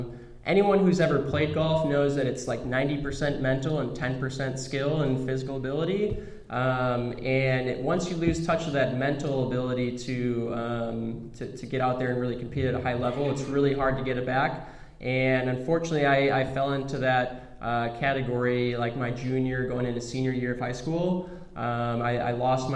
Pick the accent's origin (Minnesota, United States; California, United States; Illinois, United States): Illinois, United States; Chicago; moved away as an adult; also born or lived in Denver; so I grew up in the Chicagoland area, southwest suburbs, born and raised there from birth through going to college.